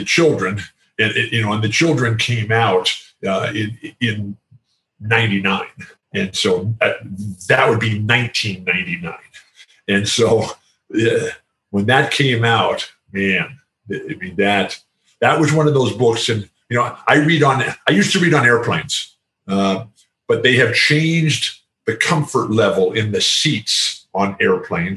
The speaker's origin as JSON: {"language": "English", "town": "San Diego", "region": "California", "country": "United States", "tie": "born or raised there", "said": "our house now in San Diego, which is my hometown"}